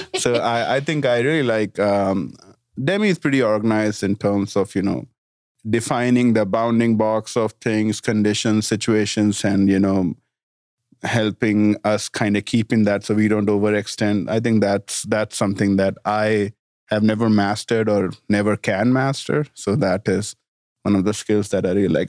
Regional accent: India; also born or lived in Washington, D.C. / Denver / Florida; now in Bentonville, United States; small town in India

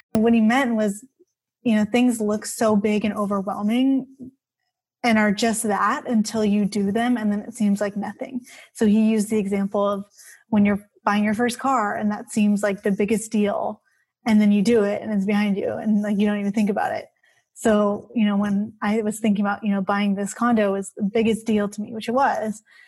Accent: Bay Area, California, United States; I grew up here in the Bay Area

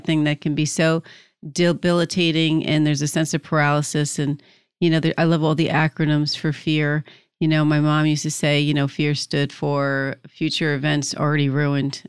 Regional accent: New Jersey, United States; I'm from New Jersey

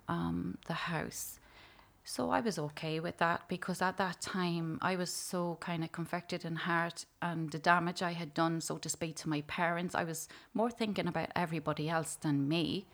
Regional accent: Dunleer, County Louth, Ireland; I'm from Dunleer, County Louth, and I grew up in a family of six children

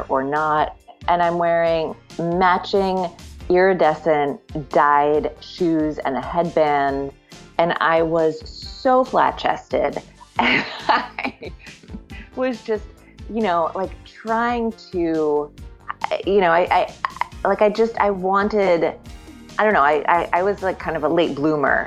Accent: Wilmington, Delaware, United States; I grew up in Wilmington, Delaware

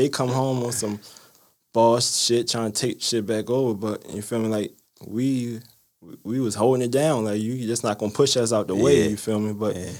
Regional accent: Baltimore, Maryland, United States; West Baltimore, Wooderton Gardens Apartments, which is Wood G.

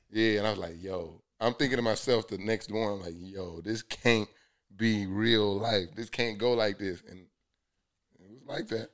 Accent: Columbus, Georgia, United States; moved away as an adult; also born or lived in Tuskegee, Alabama; now in Atlanta, United States; I'm from the South, so, like, went to high school in Columbus, Georgia

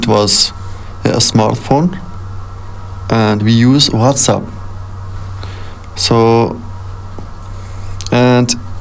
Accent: Kabul, Afghanistan; English is a second language; moved away as an adult; now in United States; I'm from Afghanistan, and I'm an Afghan. I was born in Kabul, and did the school in Kabul, finished the school

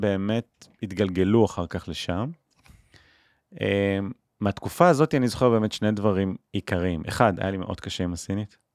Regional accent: Israel; אני מישראל

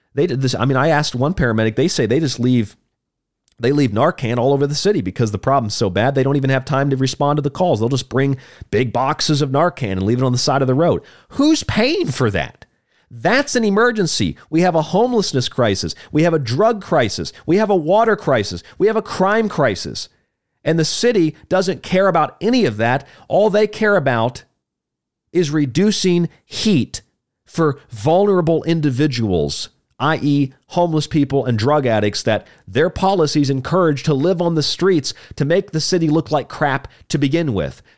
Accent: Florida, United States; also born or lived in Rochester, New York; now in Tucson, United States; I'm from Florida

